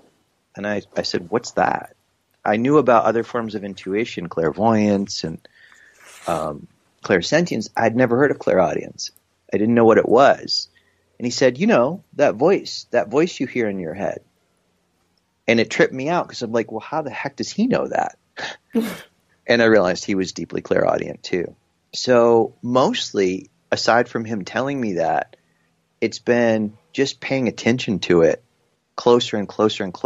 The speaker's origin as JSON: {"language": "English", "region": "New York", "country": "United States", "tie": "born or raised there", "also_born_or_lived": "South Carolina", "said": "when I moved from South Carolina, where I was with him for a year, up to New York again to be with my mom"}